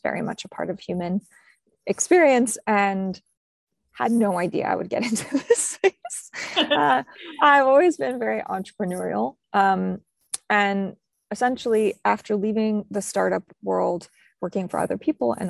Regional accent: New Mexico, United States; I was born in New Mexico

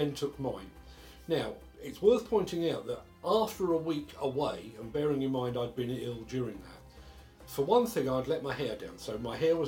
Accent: United Kingdom; As a Brit

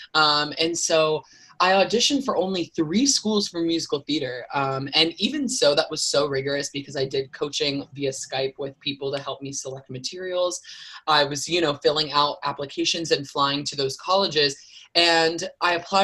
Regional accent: Wilmington, North Carolina, United States; my hometown where I grew up here in Wilmington, North Carolina.

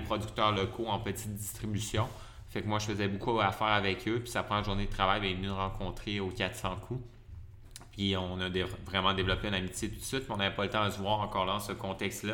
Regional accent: Lévis, Quebec, Canada; moved away as an adult; now in Montreal, Canada; je suis originaire de la région de Québec, de mhm. Lévis, la rive sud de Québec. Euh, j'ai resté là pas mal toute mon enfance

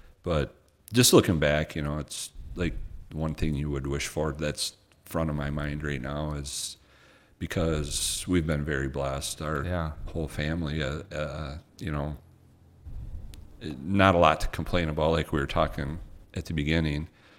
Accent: Twining, Michigan, United States; also born or lived in Owosso; I grew up in Twining, Michigan, which is you got to go north out of Bay City.

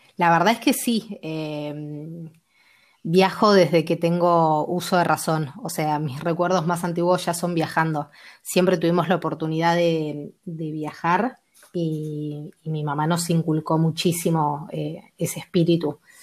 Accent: Argentina; also born or lived in Mar del Plata / Bolivia; Yo soy de Argentina, eh, vivo en Mar del Plata

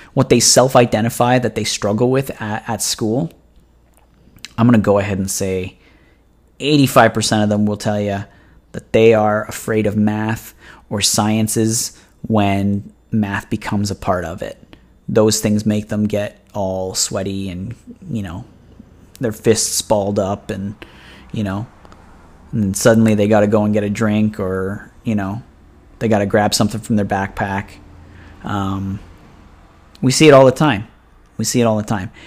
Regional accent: Oshawa, Ontario, Canada; I'm from Oshawa

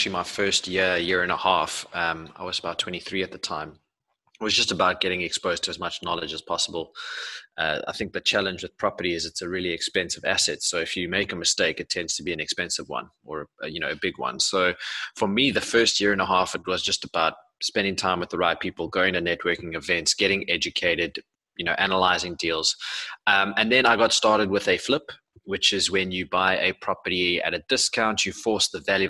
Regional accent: Pretoria, Gauteng, South Africa; I grew up in Pretoria

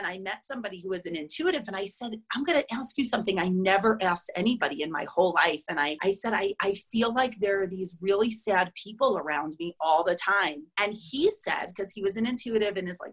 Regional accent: New York City, New York, United States; moved away as an adult; now in Boulder, United States; I'm from New York, from Queens. Like, I went to day school

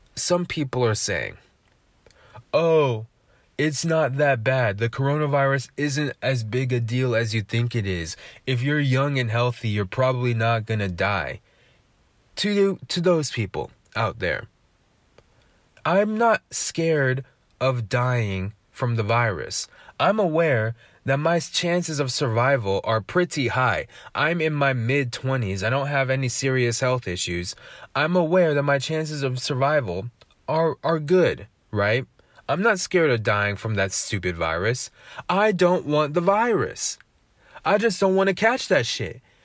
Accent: United States; accent: American English; first language English; I speak American English

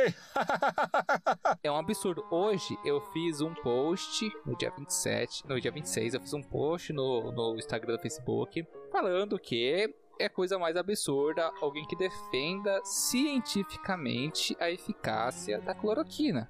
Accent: Brazil

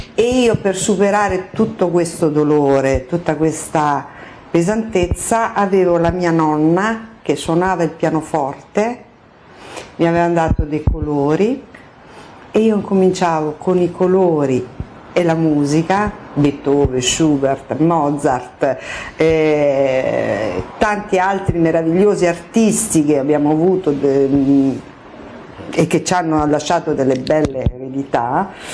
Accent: Palermo, Sicily, Italy; siciliana di Palermo

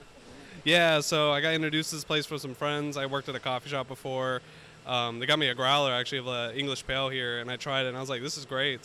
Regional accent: Pinole, California, United States; I'm actually from Pinole, born and raised

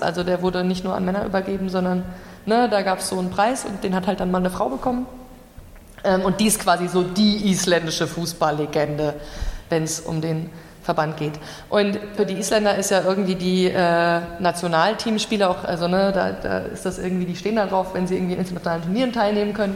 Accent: Germany; ich als Deutsche

